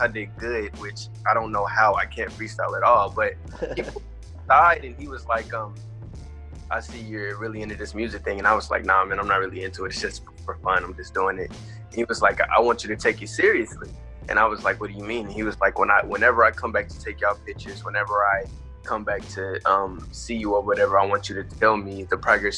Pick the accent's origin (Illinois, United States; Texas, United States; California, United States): Texas, United States; DeSoto; I'm from Texas, DeSoto, Texas, Dallas, Texas, in the Metroplex